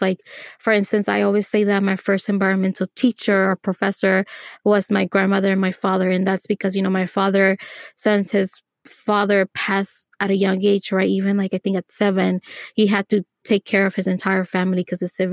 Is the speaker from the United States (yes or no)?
yes; Los Angeles, California, United States; I was born in Los Angeles